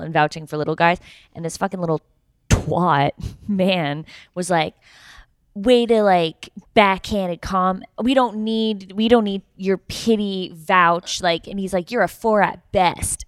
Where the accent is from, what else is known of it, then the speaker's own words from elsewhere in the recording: Canada; I'm from Canada.